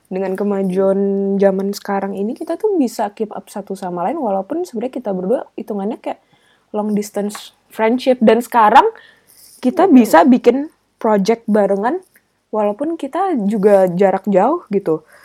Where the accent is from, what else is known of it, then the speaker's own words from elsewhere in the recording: Palembang, South Sumatra, Indonesia; now in Jabodetabek, Indonesia; iya gue dari gue aslinya dari Palembang